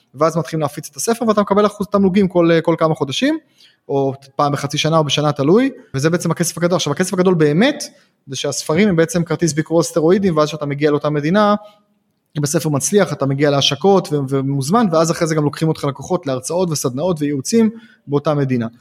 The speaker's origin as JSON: {"language": "Hebrew", "town": "Haifa", "region": "Haifa District", "country": "Israel", "tie": "born or raised there", "said": "כשהייתי ילד בן 6-7 אז הייתי חיפאי"}